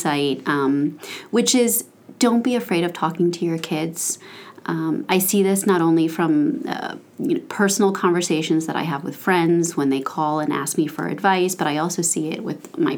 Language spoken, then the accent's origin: English; Aventura, Florida, United States; this is where I grew up in Aventura